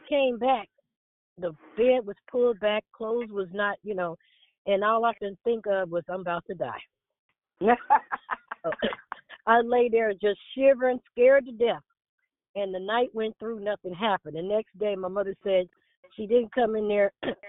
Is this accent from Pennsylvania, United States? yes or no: no; San Francisco, California, United States; growing up in San Francisco